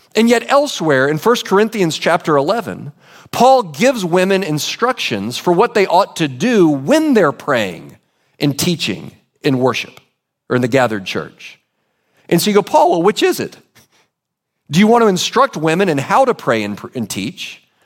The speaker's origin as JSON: {"language": "English", "country": "United States"}